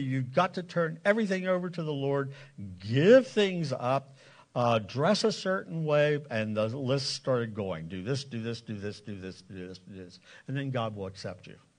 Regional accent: Lancaster County, Pennsylvania, United States; also born or lived in South Carolina / Indiana; I grew up in Lancaster County, the Bible Belt

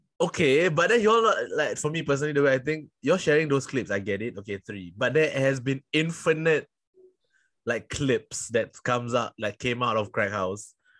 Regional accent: Singapore; I am from Singapore.

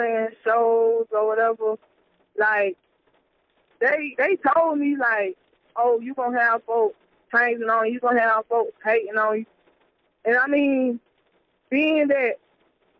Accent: Statesboro, Georgia, United States; I'm from Statesboro, Georgia or whatever. I had moved to like 30 minutes away from Statesboro or whatever, but I still, you know, do my thing around the area

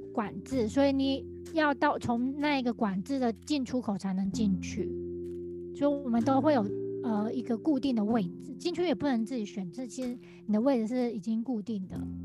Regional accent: Taiwan; 我们台湾人

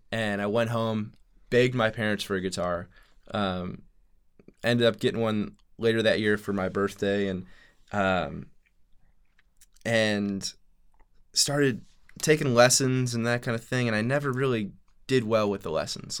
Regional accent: St. Louis, Missouri, United States; I grew up in St. Louis, Missouri

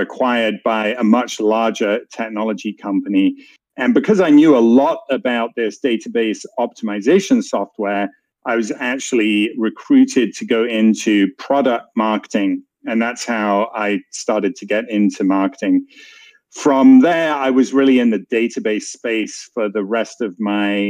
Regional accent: England, United Kingdom; moved away as an adult; also born or lived in San Francisco; you can tell from my accent, I am not American. I am from England.

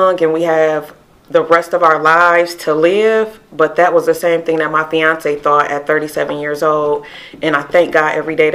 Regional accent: Sandusky, Ohio, United States; also born or lived in Toledo, Ohio; I'm originally from Sandusky, Ohio

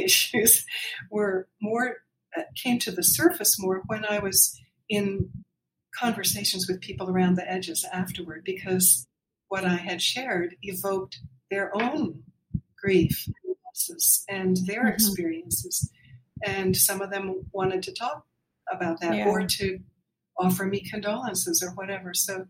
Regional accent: Pennsylvania, United States; in the years we were growing up near Philadelphia, a suburb of Philadelphia.

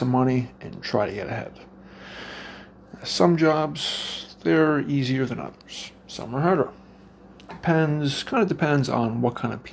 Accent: Cape Breton Island, Nova Scotia, Canada; moved away as an adult; now in Brandon, Canada; I'm from the East Coast. Cape Breton Island, to be exact. I flew here about 4 years ago.

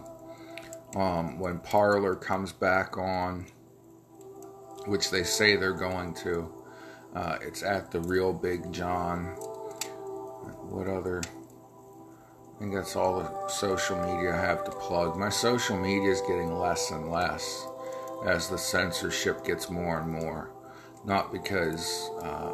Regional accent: United States; as an American

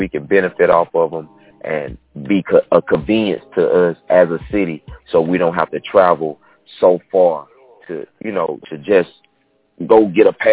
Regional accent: Quitman, Georgia, United States; moved away as an adult; also born or lived in Valdosta, Georgia / Atlanta, Georgia; property back home in my hometown, Quitman, Georgia

